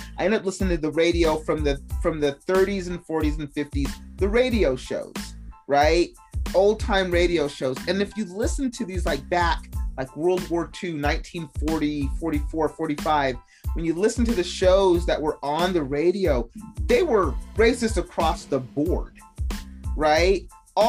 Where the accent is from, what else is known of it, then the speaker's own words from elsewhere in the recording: Salt Lake City, Utah, United States; accent: Utahnese; we grew up in Salt Lake City. So, I mean, when we went to elementary school, me and my sister were the only people of color in that school